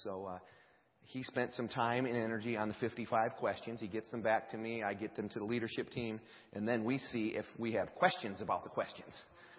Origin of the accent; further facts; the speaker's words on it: Fishers, Indiana, United States; because Ben's from Batesville, and obviously we're from Fishers